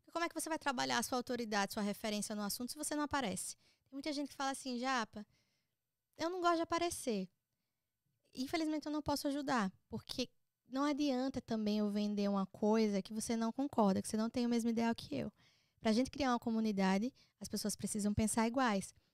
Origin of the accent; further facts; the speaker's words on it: Northeast Region, Brazil; Eu vou lá, eu posto sempre com a musiquinha de forró atrás, porque é a minha marca né? Eu sou do Nordeste.